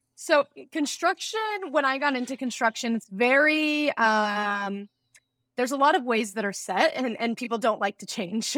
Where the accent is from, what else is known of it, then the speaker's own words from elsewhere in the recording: Las Vegas, Nevada, United States; Growing up in Las Vegas